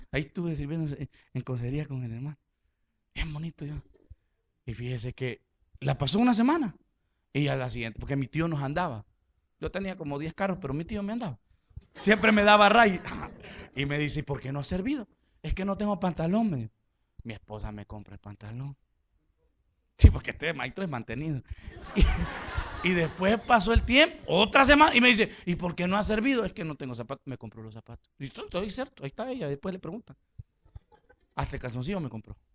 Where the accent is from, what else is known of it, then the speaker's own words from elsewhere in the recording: Honduras; Le, yo vengo de Honduras, vengo a esta conferencia, que no qué.